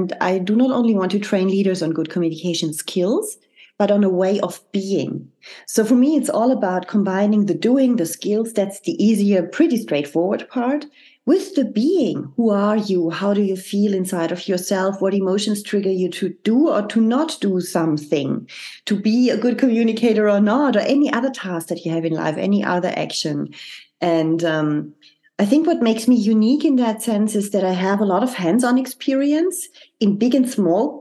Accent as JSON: {"language": "English", "country": "Germany", "tie": "born or raised there", "also_born_or_lived": "France / Zurich, Switzerland", "moved": "as an adult", "said": "The country I'm originally from, I'm from Germany. I was brought up there. And at the age of 24, I left Germany to move to France."}